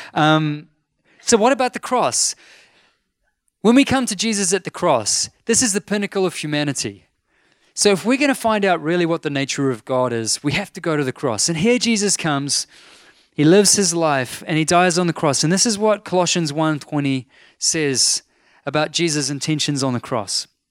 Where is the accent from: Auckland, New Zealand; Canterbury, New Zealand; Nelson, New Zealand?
Auckland, New Zealand; North Shore; I'm from the North Shore. Like, I'm a shore boy.